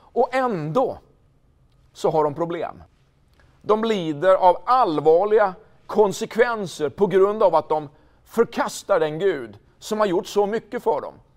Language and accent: Swedish; Linköping, Östergötland, Sweden; den fantastiska staden Linköping, platsen där jag är född